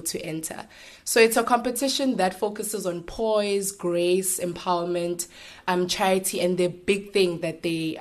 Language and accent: English; KwaMashu, KwaZulu-Natal, South Africa; moved away; I come from Guamash in the location in KZN. So this means that I'm showing that little Guamashu girl that I used to be